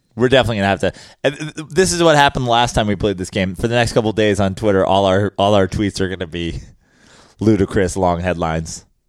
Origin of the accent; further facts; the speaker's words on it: New York, United States; As a New Yorker